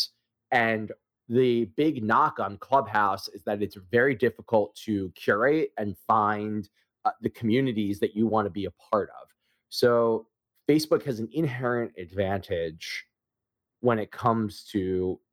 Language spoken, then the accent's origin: English; Philadelphia, Pennsylvania, United States; I'm from Philly